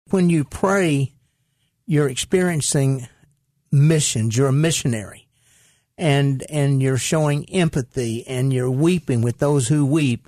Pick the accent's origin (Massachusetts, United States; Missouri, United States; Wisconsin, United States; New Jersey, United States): Missouri, United States; Caruthersville; I grew up in Caruthersville, Missouri